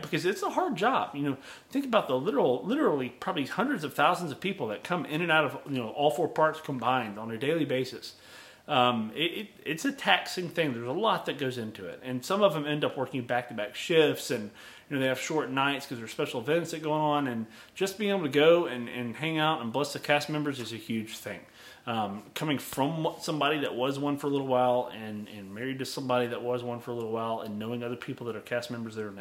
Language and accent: English; the Southeast U.S., United States; I'm from the South, this Southeast U.S.